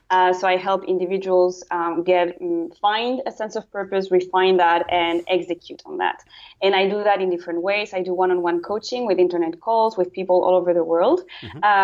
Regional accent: Brussels, Belgium; English is a second language; also born or lived in Luxembourg / Italy / United Kingdom; now in Netherlands; my passport says I'm Spanish, but I never lived in Spain. Uh, and so I was born in Luxembourg. I grew up in Brussels.

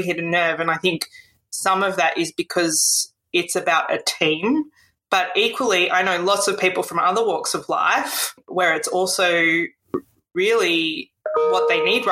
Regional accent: Australia; I was born in Australia and I've lived most of my life in Australia

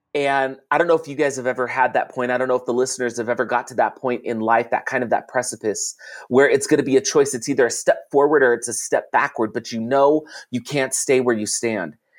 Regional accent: California, United States; I grew up in California

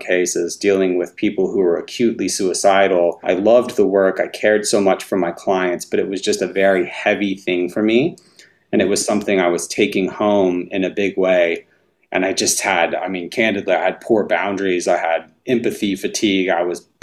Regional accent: North Alabama, United States; I grew up in North Alabama

